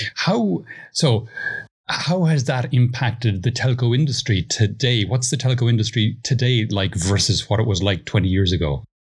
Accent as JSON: {"language": "English", "country": "Ireland", "moved": "yes", "lives_now": "Spain", "said": "You were in my home country, Ireland, as well. So uh, that, that, that's where I'm from originally, although I live in Spain now"}